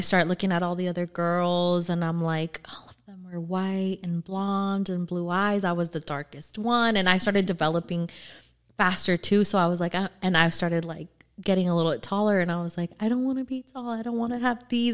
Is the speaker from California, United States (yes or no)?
yes; Orange County, California, United States; also born or lived in Norwalk; I grew up in Orange County